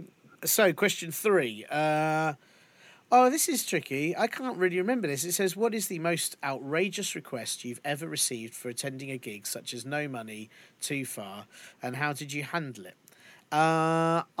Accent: London, United Kingdom; Bethnal Green wasn't that far from where we lived

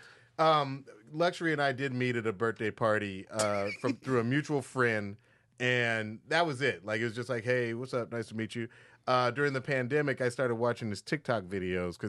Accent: Atlanta, Georgia, United States; we're both from Atlanta, Georgia, and we both went to the same high school

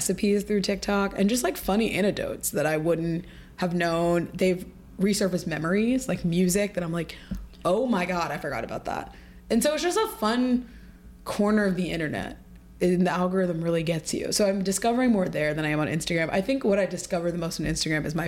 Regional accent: Ohio, United States; now in New York, United States; I moved to New York, I'm from Ohio too

